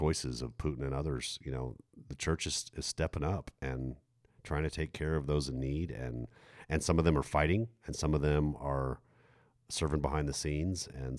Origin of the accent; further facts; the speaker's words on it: Germany; I mean, yeah, I grew up in Germany in the 1980s.